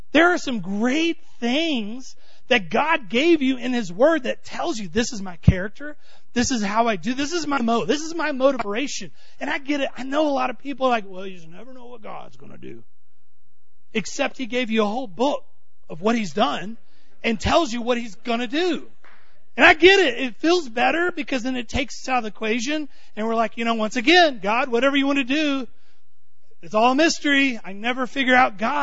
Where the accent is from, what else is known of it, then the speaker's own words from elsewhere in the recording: Texas, United States; I'm from Texas